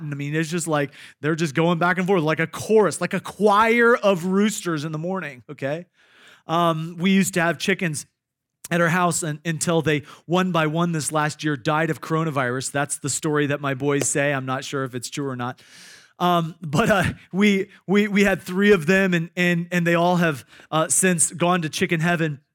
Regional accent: Iowa, United States; I grew up in Iowa

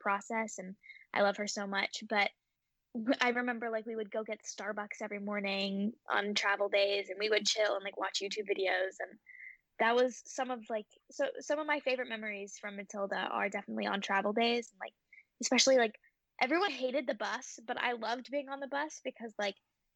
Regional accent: Memphis, Tennessee, United States; Memphis is my hometown

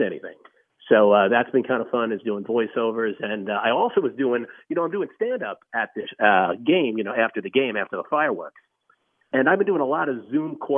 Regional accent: New York, United States; I was born and raised in New York

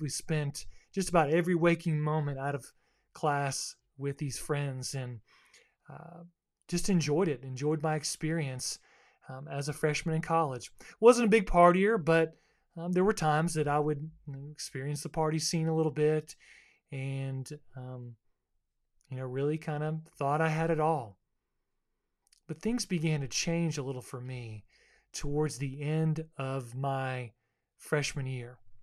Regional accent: Boca Raton, Florida, United States; also born or lived in Fort Lauderdale, Florida; now in Kings Mountain, United States; I grew up as, um, a South Floridian, a beach kid. I was born in Fort Lauderdale

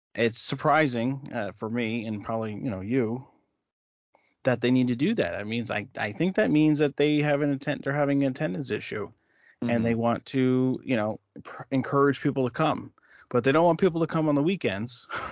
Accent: New Jersey, United States; growing up in New Jersey

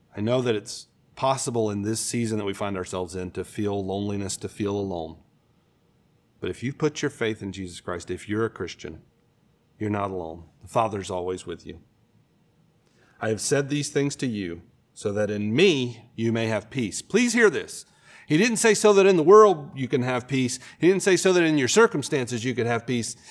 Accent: Florida, United States; I grew up in Florida, so we spend a lot of time at the beach.

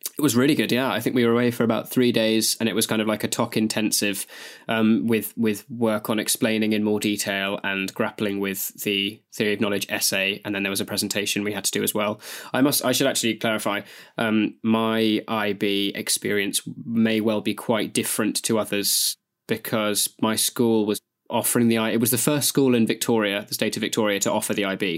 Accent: Nottingham, East Midlands, United Kingdom; I was born in Queen's Medical Center.

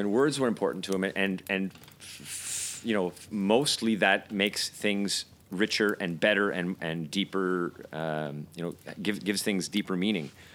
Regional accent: United Kingdom; now in Montreal, Canada; as you can tell by by our our accents, we're both from the UK.

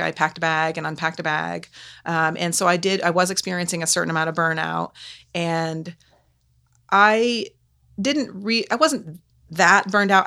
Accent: Canaan, Vermont, United States; moved away as an adult; also born or lived in Lancaster, New Hampshire; I've lived in Canaan for the first eighteen years of my life.

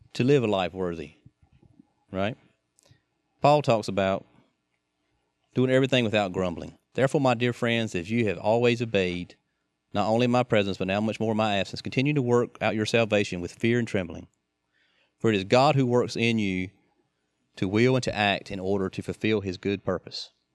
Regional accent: United States; we're Americans

